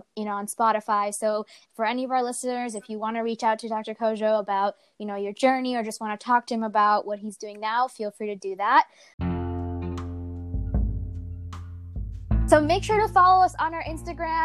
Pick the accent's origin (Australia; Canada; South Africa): Canada; we're from Canada